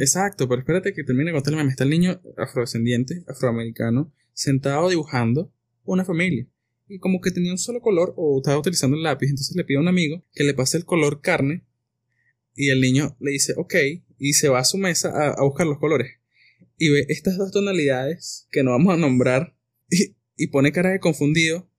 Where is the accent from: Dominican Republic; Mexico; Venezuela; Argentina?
Venezuela; no hicimos los venezolanos